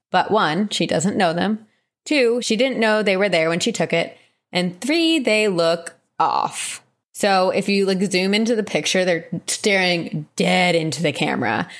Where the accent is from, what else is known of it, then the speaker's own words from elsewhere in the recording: New Jersey, United States; moved away; I did, however, go back to my home state